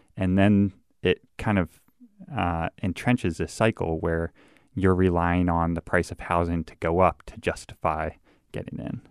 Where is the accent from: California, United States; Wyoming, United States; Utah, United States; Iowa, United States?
Iowa, United States; Davenport; moved away as an adult; also born or lived in Missouri / Minnesota; I grew up in Davenport, Iowa